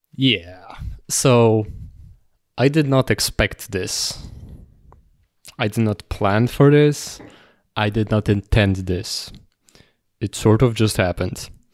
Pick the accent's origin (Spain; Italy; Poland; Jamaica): Poland; Toruń, Kuyavian-Pomeranian Voivodeship; moved away as an adult; now in Warsaw, Poland; it's my hometown, so you know, large chunk of, of my closest friends are there